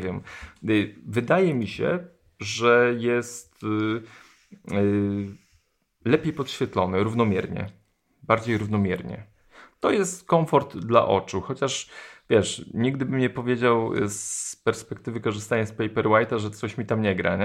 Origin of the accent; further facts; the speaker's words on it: Poland; jestem z Polski